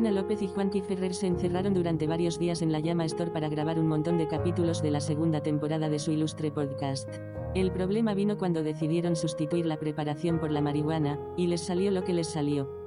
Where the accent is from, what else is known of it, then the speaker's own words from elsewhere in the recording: Tangier, Tanger-Tetouan-Al Hoceima, Morocco; Yo soy un moro de Tanger y me quiero presentar.